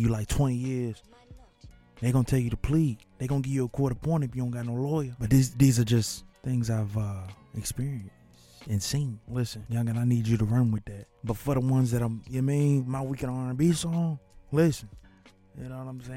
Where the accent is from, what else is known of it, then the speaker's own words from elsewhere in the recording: Birmingham, Alabama, United States; as a kid growing up in Miss Gardner's class, sixth grade. You know what I'm saying? At Cornerstone Schools, Alabama, in the city of Woodlawn.